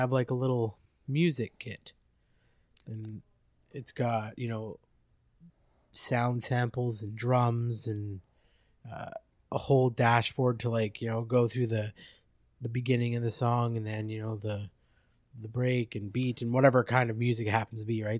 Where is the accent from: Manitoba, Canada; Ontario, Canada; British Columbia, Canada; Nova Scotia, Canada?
British Columbia, Canada; Abbotsford; also born or lived in Drumheller, Alberta / Chilliwack; pretty much born and raised there.